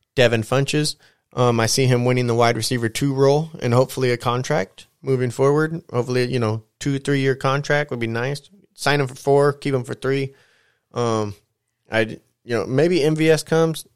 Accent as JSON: {"language": "English", "town": "San Bernardino", "region": "California", "country": "United States", "said": "Being from the L.A. area, which we're not fans of L.A., I'm actually from the Inland Empire, the I.E. over here, San Bernardino"}